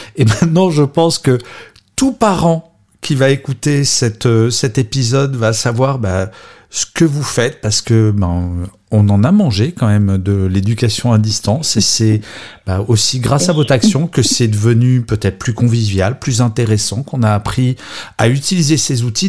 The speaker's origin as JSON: {"language": "French", "country": "France", "said": "je suis français"}